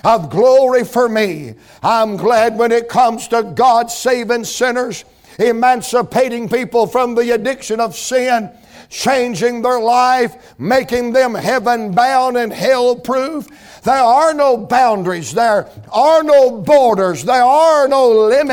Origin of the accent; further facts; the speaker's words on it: Atlanta, Georgia, United States; I'm from Atlanta, Georgia